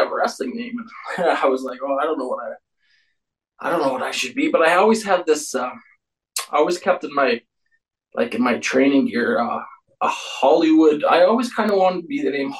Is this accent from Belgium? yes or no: no; Eston, Saskatchewan, Canada; moved away as an adult; also born or lived in Calgary, Alberta; I was born and raised in Eston, Saskatchewan.